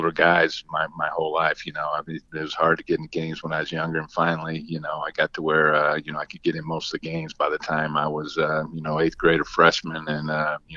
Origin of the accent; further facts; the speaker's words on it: Martinsville, Indiana, United States; I grew up in Martinsville, Indiana